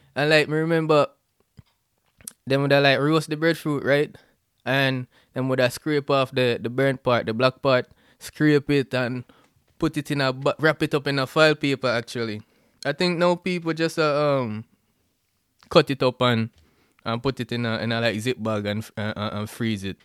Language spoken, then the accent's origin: English; Jamaica; now in United States; I'm a Jamaican